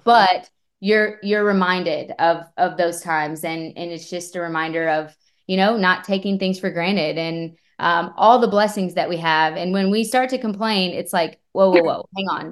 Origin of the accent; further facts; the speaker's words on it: Bremen, Indiana, United States; moved away; I grew up in Bremen, Indiana